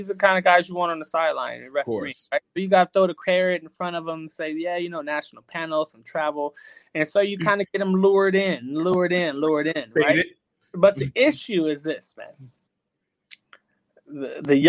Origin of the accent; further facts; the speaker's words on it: Long Beach, California, United States; I'm born and bred in Long Beach